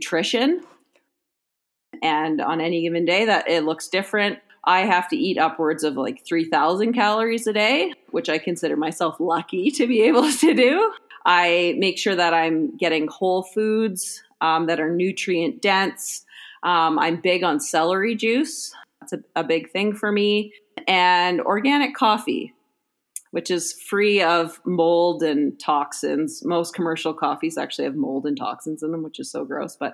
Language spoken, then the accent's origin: English; Canada